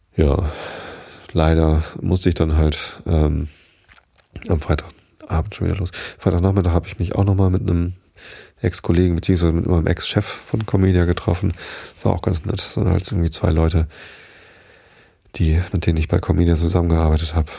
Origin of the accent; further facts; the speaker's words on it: Hamburg, Germany; bei uns in Hamburg